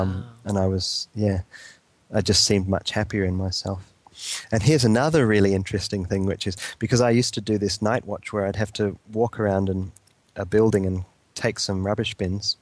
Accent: New Zealand; moved away; I went back to New Zealand

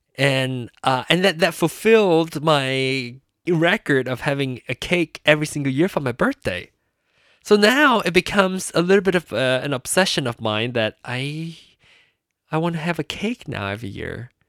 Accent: Penang, Malaysia; moved away; Penang, my hometown, and, uh, Malaysia, the country of birth of mine, the country that I grew up

